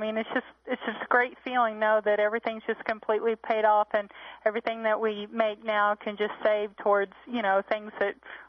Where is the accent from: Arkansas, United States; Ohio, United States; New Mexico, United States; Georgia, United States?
Arkansas, United States; Hot Springs; Hot Springs, Arkansas.